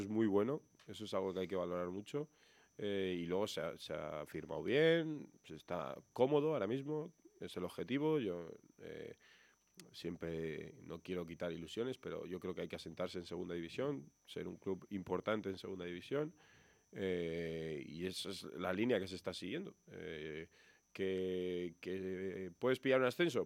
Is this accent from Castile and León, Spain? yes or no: yes; Burgos, Castile and León, Spain; moved away; yo he estado años y años aquí